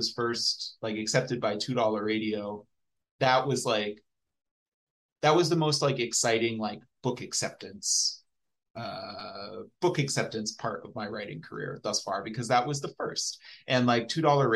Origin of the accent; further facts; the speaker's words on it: Dayton, Ohio, United States; I'm from Dayton.